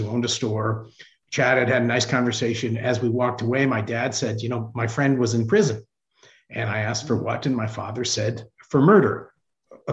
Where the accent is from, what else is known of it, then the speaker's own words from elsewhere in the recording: Hartford, Connecticut, United States; I grew up in Hartford, Connecticut